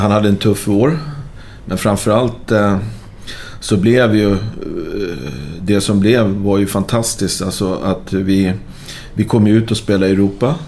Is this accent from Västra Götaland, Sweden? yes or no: no; Stockholm, Stockholm County, Sweden; also born or lived in Braga, Portugal; som stockholmare